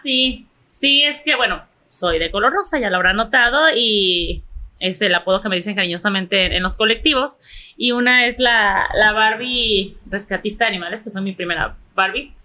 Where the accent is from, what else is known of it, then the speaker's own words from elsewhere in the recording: Mexico; como buena mexicana